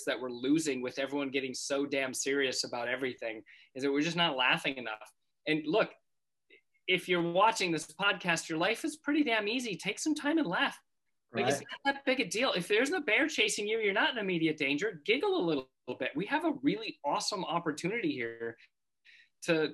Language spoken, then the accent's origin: English; North Dakota, United States; in North Dakota where I grew up